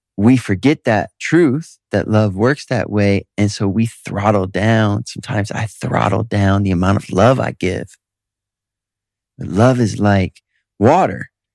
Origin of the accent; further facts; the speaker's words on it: Detroit, Michigan, United States; moved away; I'm from Detroit. And I got a lot of amazing friends there